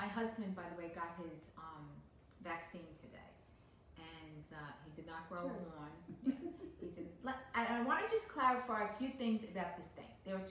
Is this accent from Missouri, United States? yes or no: no; New York City, New York, United States; All my life being a New Yorker, I never went to the ball because that was a chores thing, you know, down in Times Square.